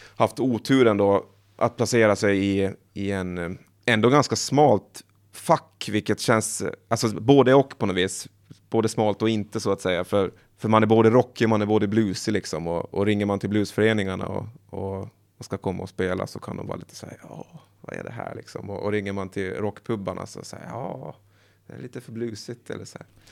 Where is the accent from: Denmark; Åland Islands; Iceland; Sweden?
Åland Islands; moved away; Jag är från Åland men jag pratar inte finska